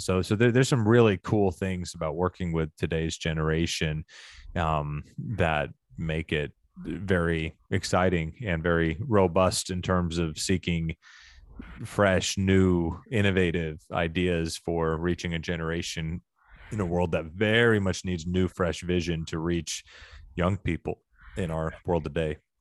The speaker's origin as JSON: {"language": "English", "region": "Arkansas", "country": "United States", "tie": "born or raised there", "said": "I grew up in Arkansas"}